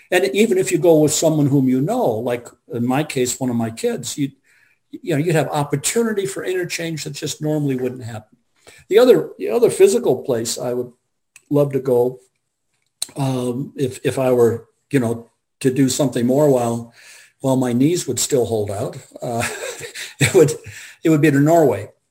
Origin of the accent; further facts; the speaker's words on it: Australia; i'm I'm uh … from Australia.